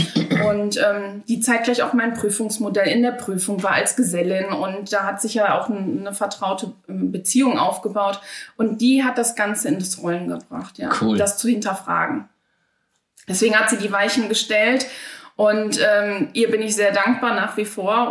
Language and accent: German; Dinslaken, North Rhine-Westphalia, Germany; Ich bin eine gebürtige Hiesfelderin und werde es hoffentlich auch immer bleiben